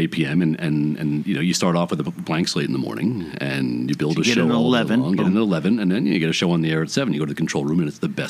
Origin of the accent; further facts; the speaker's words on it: New York City, New York, United States; moved away as an adult; now in Los Angeles, United States; East Flatbush till I was 12, and then Fort Greene downtown after that, and then I moved out of my parents' house into Jackie's apartment in Greenwich Village.